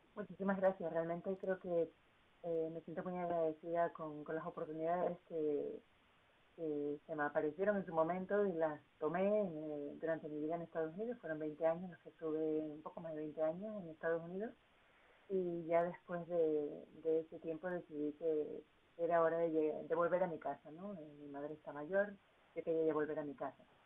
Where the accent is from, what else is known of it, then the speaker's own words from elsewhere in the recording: Tenerife, Canary Islands, Spain; moved away as an adult; also born or lived in United States; ahora lo estoy haciendo desde, mi tierra natal